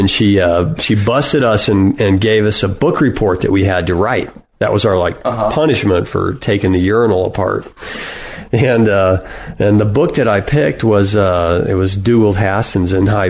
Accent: Paris, Texas, United States; moved away as an adult; also born or lived in Plano, Texas / New Hampshire; I was born in Paris, Texas, and then I lived there until I left for college

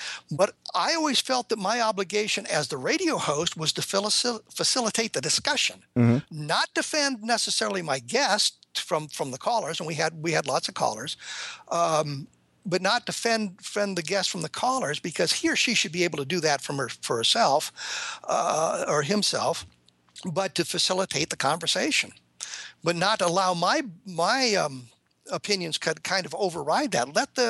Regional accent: Denver, Colorado, United States; the Denver Broncos, my home team, I grew up in Denver

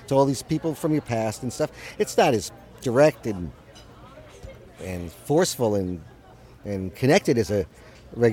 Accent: New York, United States; moved away as an adult; now in Los Angeles, United States; I'm 3,000 miles away from my hometown, so it's nice to be in touch with my New York friends.

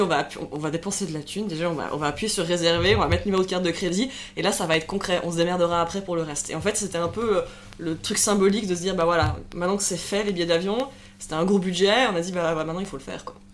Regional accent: Lausanne, Vaud, Switzerland; moved away as an adult; also born or lived in Zurich; On vient de Suisse, alors moi j'ai 31 ans, j'ai grandi dans la région de Lausanne, donc euh, au bord du lac Léman

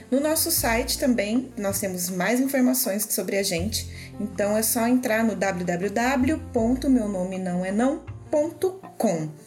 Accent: Piracicaba, São Paulo, Brazil; nós somos de Piracicaba

